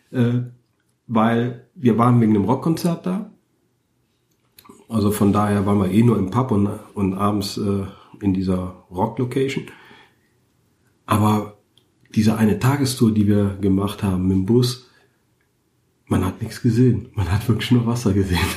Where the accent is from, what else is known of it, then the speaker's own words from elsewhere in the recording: Cologne, North Rhine-Westphalia, Germany; als Kölner ist man ja klamottenmäßig nicht gut auf, auf Outdoor getrimmt. Also ich zumindest.